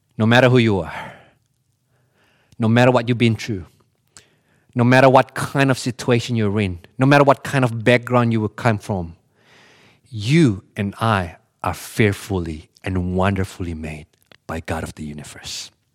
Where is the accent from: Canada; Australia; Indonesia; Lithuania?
Indonesia; Bali; I grew up in Bali